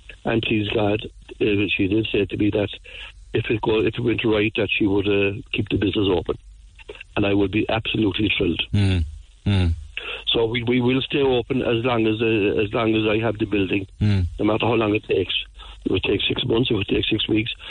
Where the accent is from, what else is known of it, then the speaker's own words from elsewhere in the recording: Ballincollig, Munster, Ireland; also born or lived in Blackpool, Cork; I was born in Ballincollig, and but I came into Blackpool in 1957